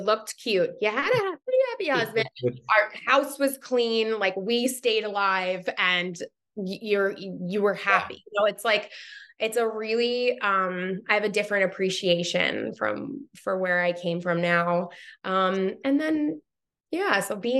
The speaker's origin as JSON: {"language": "English", "town": "Long Island", "region": "New York", "country": "United States", "tie": "born or raised there", "said": "So I grew up on Long Island in New York."}